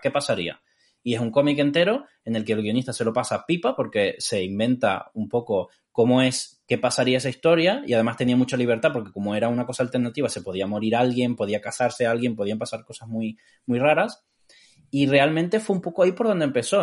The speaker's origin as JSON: {"language": "Spanish", "area": "Tenerife", "region": "Canary Islands", "country": "Spain", "tie": "born or raised there", "also_born_or_lived": "Cádiz, Andalusia, Spain", "said": "yo eh, nací en Cádiz eh, y me mudé a Tenerife a los 9 años por ahí"}